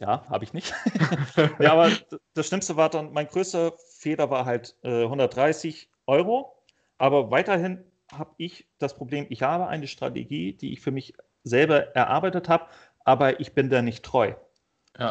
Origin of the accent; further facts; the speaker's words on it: Northern Germany, Germany; Ich komme ja aus Norddeutschland